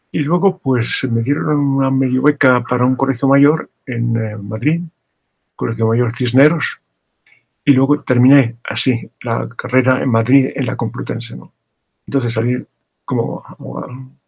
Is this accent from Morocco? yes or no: yes; Morocco; also born or lived in Larache / Tangier / Tetouan; Yo viví casi sin eh, pausa unos 20 años en Marruecos, primero eh, en Arache Díaz, luego vivimos en Tánger, antes en Tetuán